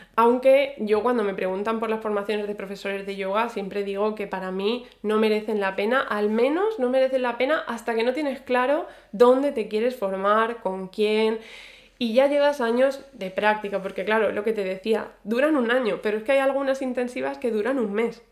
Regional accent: Spain; moved away as an adult; also born or lived in Ireland

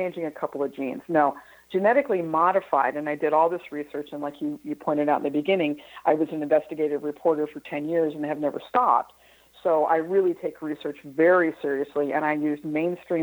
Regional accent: Midwest, United States; I grew up in the Midwest

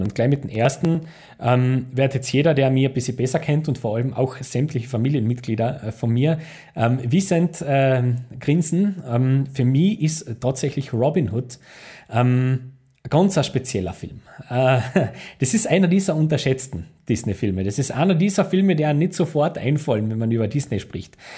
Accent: Austria; ich als Österreicher

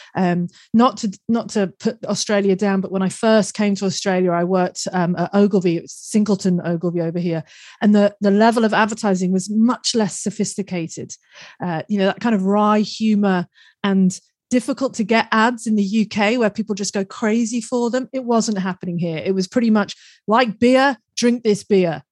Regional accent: United Kingdom; we're both British

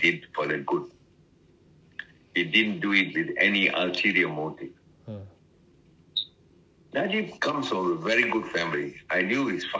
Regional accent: Penang, Malaysia; moved away as an adult; also born or lived in Singapore; now in Kuala Lumpur, Malaysia; I was born in Penang

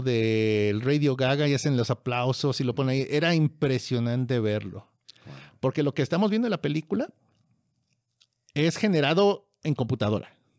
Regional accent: Mexico

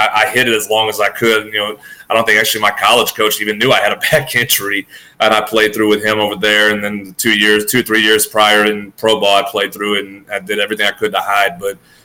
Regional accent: Louisiana, United States; I grew up around some of the best ball players in the state of Louisiana

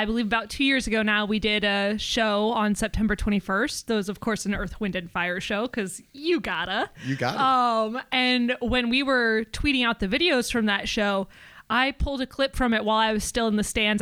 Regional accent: DeWitt, Iowa, United States; I am from DeWitt, Iowa. So it's about 20 minutes north of the Quad Cities

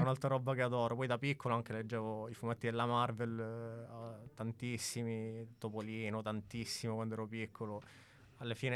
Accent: Messina, Sicily, Italy; moved away as an adult; now in Milan, Italy; Sono di Messina, mi sono trasferito a 18 anni a Milano proprio per studiare

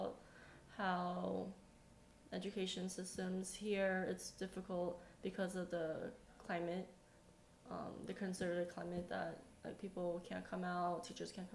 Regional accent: United States; moved away as an adult; now in South Korea; growing up Asian American in the States

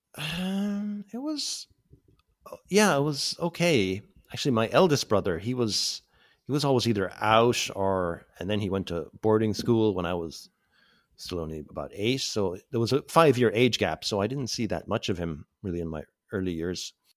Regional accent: Mallow, Munster, Ireland; moved away as an adult; also born or lived in England; now in Southeast Asia; I was born in Cork, North Cork, uh, in nineteen seventy-five. Um, born onto a family farm

